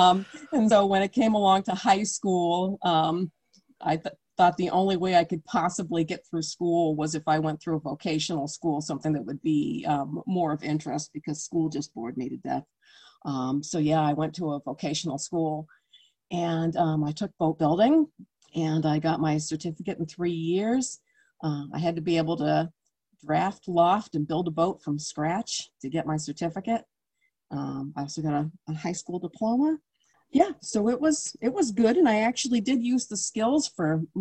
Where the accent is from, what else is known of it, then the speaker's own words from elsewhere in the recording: Cape Cod, Massachusetts, United States; I was raised on Cape Cod in the 60s and 70s